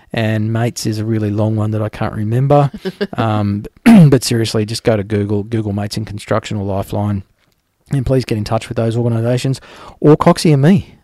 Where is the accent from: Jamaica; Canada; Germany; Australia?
Australia; I'm an Australian